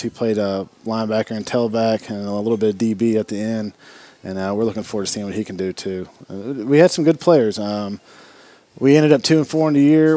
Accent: Hendersonville, Tennessee, United States; I was born and raised in the Hendersonville tradition

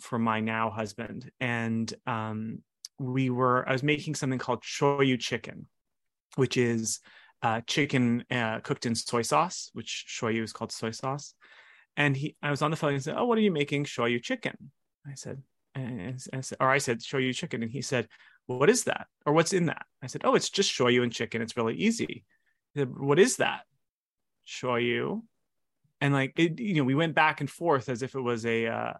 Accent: Hilo, Hawaii, United States; moved away as an adult; I was born in Hilo, Hawaii, and I was raised in Hawaii until I was 18.

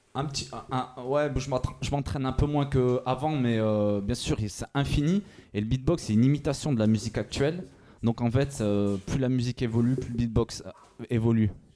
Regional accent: Firminy, Auvergne-Rhône-Alpes, France; now in Lyon, France; je viens d'à côté de Saint-Etienne, je viens de Firmini à la base

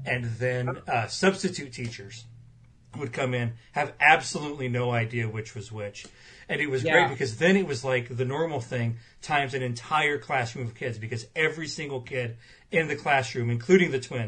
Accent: Avon, Illinois, United States; I grew up in Avon, Illinois, about half an hour away from Galesburg, where Knox College is.

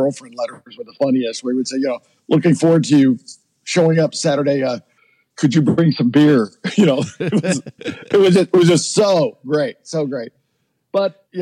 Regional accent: Kentucky, United States; moved away; also born or lived in Aspen, Colorado; We're both from Kentucky

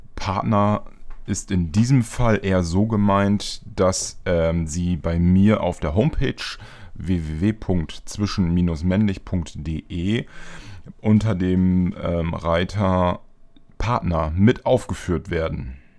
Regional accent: East Frisia, Lower Saxony, Germany; now in Bremen, Germany; ich komme ja auch aus Ostfriesland. Ähm, gebürtig

